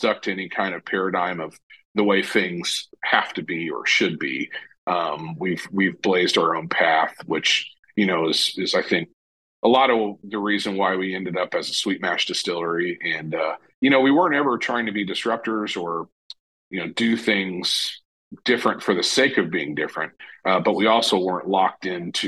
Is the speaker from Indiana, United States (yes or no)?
yes; Southern Indiana, United States; growing up in Southern Indiana